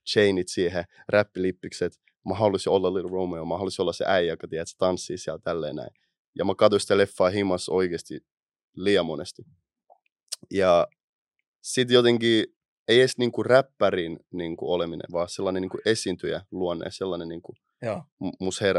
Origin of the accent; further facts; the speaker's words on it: Helsinki, Uusimaa, Finland; Mistä Ää, Itä-Helsingissä. Itästä.